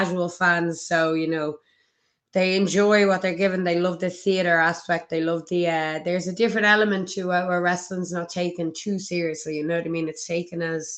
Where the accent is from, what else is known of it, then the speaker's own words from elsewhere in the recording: Ireland; I'm from Ireland